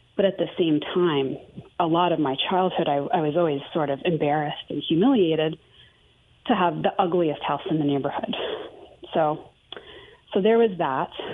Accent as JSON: {"language": "English", "region": "Maine", "country": "United States", "tie": "born or raised there", "also_born_or_lived": "Houston / Greenville, South Carolina", "moved": "yes", "said": "grew up fairly poor in Maine, in the middle of nowhere"}